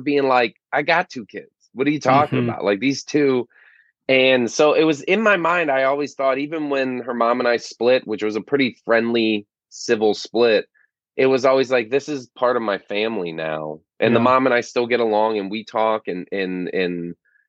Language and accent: English; Florida Keys, United States; now in San Diego, United States; I grew up in the Florida Keys